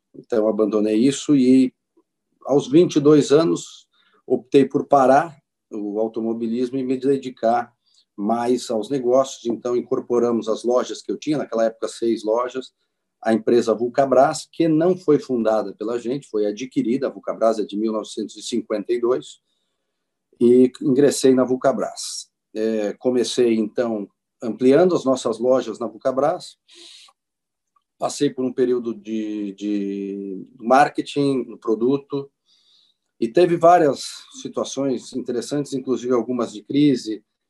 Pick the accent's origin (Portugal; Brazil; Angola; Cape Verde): Brazil; Farroupilha, Rio Grande do Sul; eu nasci em Farroupilha, eu sou aqui do Rio Grande do Sul, natural de Farroupilha